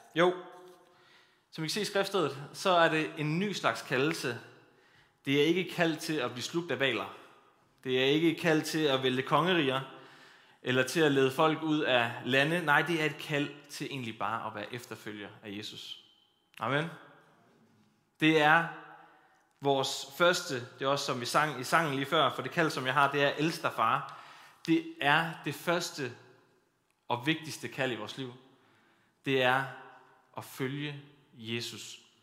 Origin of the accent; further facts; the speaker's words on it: Kolding, Southern Denmark, Denmark; Jeg kommer fra Kolding, fra apostolsk Mekka, som vi kalder det